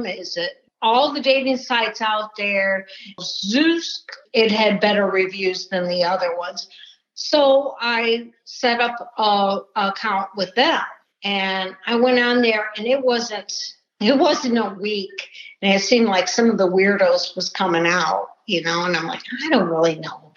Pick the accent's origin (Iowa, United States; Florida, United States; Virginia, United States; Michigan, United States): Michigan, United States; Detroit; I grew up outside of Detroit, Michigan.